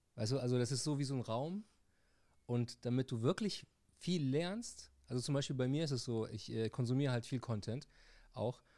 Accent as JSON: {"language": "German", "country": "Tunisia", "said": "bei uns in Tunesien"}